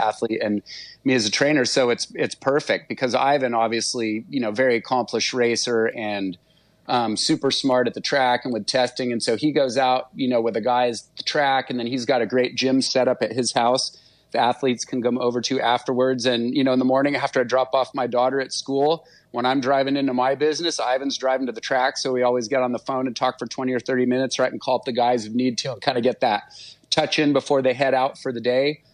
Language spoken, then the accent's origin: English; Santa Barbara, California, United States; also born or lived in Temecula, California; I ended up moving moving from Temecula back up to Santa Barbara um, which is my hometown